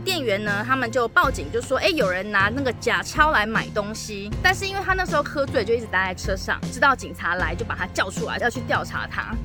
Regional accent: Taiwan; moved away as an adult; also born or lived in Russia; I'm from Taiwan， 我是台湾来的啊

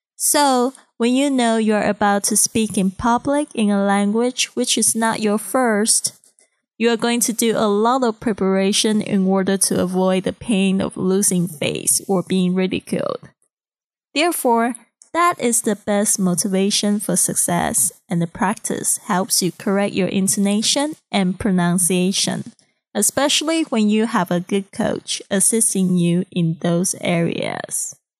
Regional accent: Kaohsiung, Taiwan; English is a second language; moved away as an adult; now in Shanghai, China; I'm originally from Kaohsiung, Taiwan, and I've been in Shanghai for almost six years.

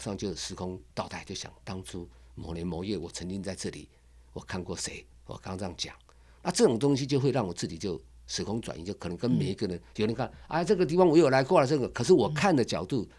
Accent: Keelung, Taiwan; also born or lived in Taichung; now in Ruifang, Taiwan; 其实我是在基隆的啦，我是基隆长大的

